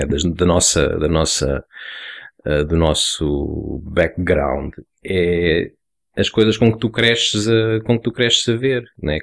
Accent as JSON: {"language": "Portuguese", "region": "Lisbon", "country": "Portugal", "said": "eu fiz o nono ano nos Olivais, de onde eu sou"}